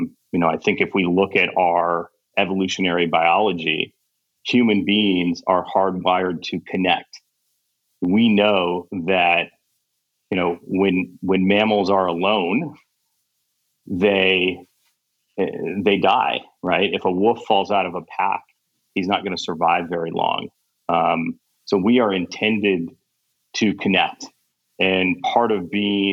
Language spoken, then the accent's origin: English; Kansas, United States; moved away as an adult; also born or lived in Egypt / Caribbean / Thailand / India; I'm originally from Kansas and grew up in the Midwest.